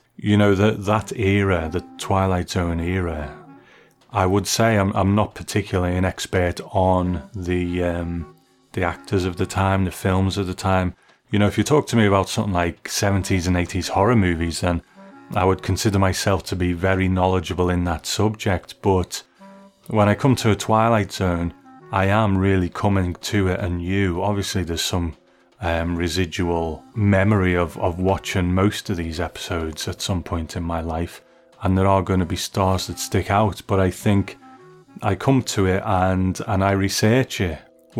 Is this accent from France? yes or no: no; Sunderland, North East England, United Kingdom; born there; I was born in Sunderland in the northeast of England